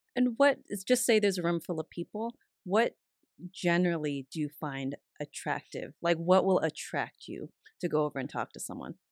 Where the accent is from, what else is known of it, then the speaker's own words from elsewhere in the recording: San Carlos, California, United States; I was raised in the Bay Area, in a town called San Carlos